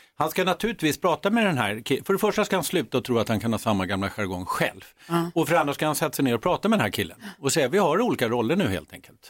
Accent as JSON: {"language": "Swedish", "country": "Sweden", "also_born_or_lived": "United States", "said": "som svensk"}